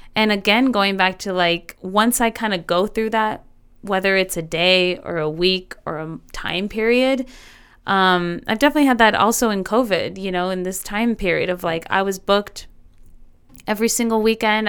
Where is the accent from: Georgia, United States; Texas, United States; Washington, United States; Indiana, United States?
Texas, United States; El Paso; here in my hometown